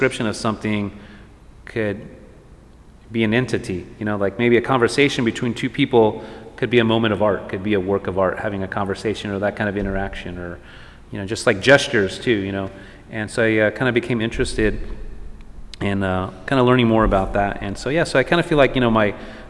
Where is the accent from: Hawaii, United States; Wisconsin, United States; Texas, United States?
Texas, United States; El Paso; now in Los Angeles, United States; growing up in El Paso, and then I have family from like Marfa, Presidio area